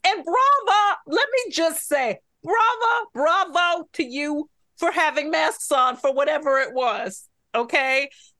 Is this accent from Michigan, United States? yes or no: yes; Detroit, Michigan, United States; I grew up in Detroit and my parents both worked for Ford.